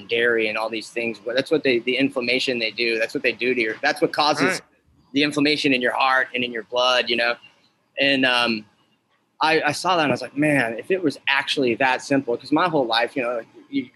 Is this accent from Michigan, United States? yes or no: no; Alaska, United States; I'm from Alaska, so I grew up on king crab.